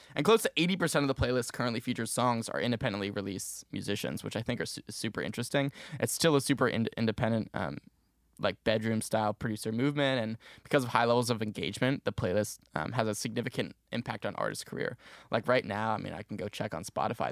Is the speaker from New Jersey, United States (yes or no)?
yes; Maplewood, New Jersey, United States; moved away as an adult; now in Syracuse, United States; I'm originally from Maplewood, New Jersey, um, but up in Syracuse, New York, going to school here